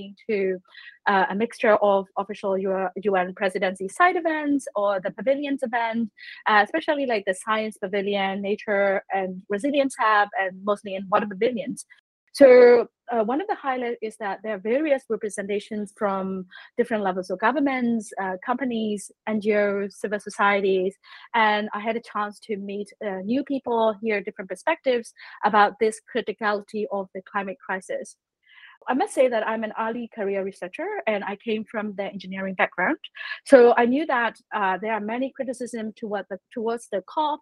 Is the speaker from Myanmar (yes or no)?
yes; Myanmar; I'm from Myanmar